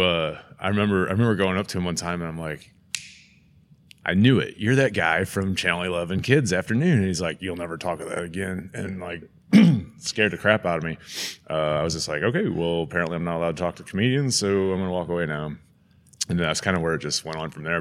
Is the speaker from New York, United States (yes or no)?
no; St. Louis, Missouri, United States; as a child growing up in St. Louis